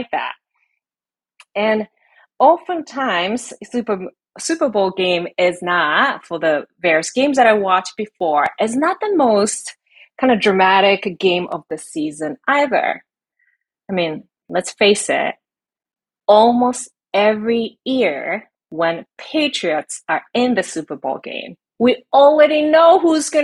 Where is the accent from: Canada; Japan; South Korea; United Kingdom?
Japan; now in United States; I'm from Japan